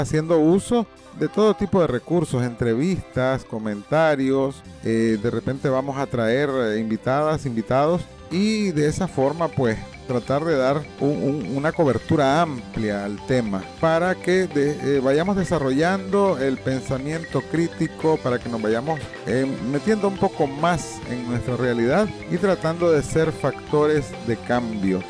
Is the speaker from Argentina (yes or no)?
no; Nicaragua; Somos nicas, naturalmente